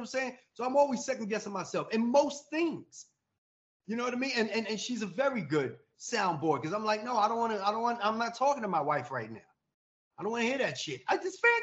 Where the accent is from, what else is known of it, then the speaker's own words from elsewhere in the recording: New York, United States; now in Atlanta, United States; I'm in Atlanta. I am from New York, but I've been down, you know, in Atlanta since 2008.